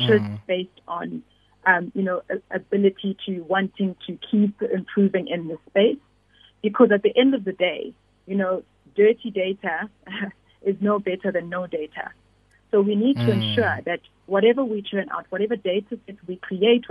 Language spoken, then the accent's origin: English; KwaZulu-Natal, South Africa; I grew up in KwaZulu-Natal